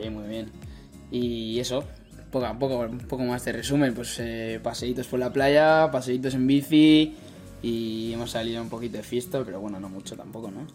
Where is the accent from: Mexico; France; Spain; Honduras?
Spain; San Sebastián, Basque Country; moved away as an adult; now in Milwaukee, United States; yo como soy de Donosti, de Sebastián